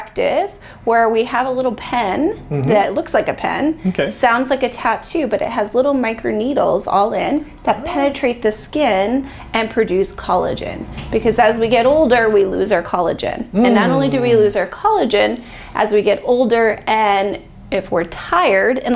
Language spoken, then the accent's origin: English; Chicopee, Massachusetts, United States; moved away as an adult; now in Bakersfield, United States; I'm from Massachusetts, born and raised Chicopee, Massachusetts